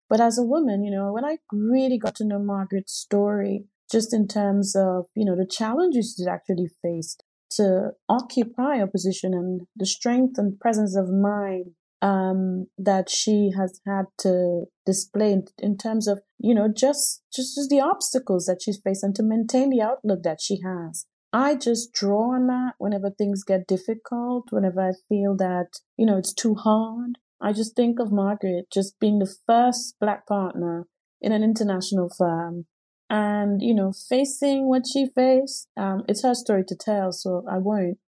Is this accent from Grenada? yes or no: yes; Grenada; now in United Kingdom; I grew up in the Caribbean in Grenada, and everyone around black